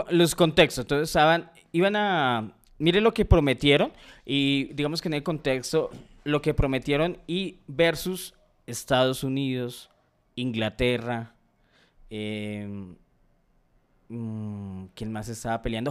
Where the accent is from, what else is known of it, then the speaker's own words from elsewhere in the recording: Colombia; nosotros como colombianos pertenecemos a la CONMEBOL